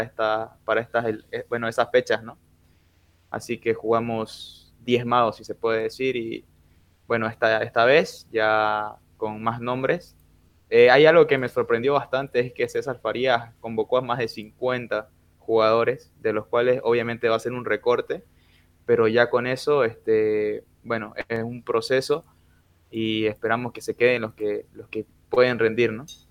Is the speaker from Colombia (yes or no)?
no; Bolivia